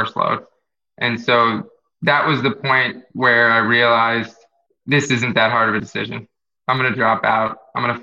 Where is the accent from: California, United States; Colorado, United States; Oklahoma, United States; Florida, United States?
Florida, United States; Jupiter; also born or lived in Queens, New York / Tampa, Florida; Growing up in Florida, on the East Coast in Jupiter